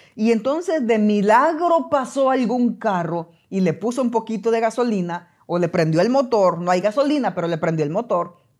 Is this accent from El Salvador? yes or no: yes; El Salvador; moved away; cuando yo trabajé en mi país, El Salvador